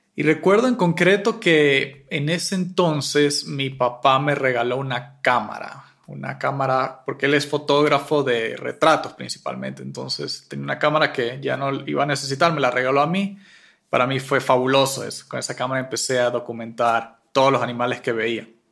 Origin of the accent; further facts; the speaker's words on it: Mérida mountain range, Venezuela; now in Quito, Ecuador; Yo me crié en una zona selvática de bosque nublado en la cordillera de Mérida